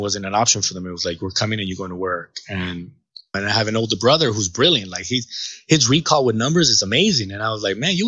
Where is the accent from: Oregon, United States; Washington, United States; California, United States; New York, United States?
California, United States; Los Angeles; also born or lived in Jalisco, Mexico; To this day, I still rep Boyle Heights. You know, I am so proud to say that I'm from Boyle Heights.